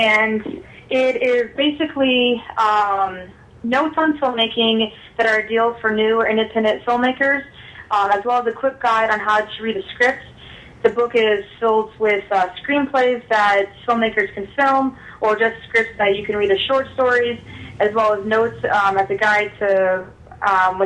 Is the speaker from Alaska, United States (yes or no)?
yes; North Pole, Alaska, United States; moved away as an adult; now in Chicago, United States; I was born and raised in Alaska, and I now reside in Chicago, Illinois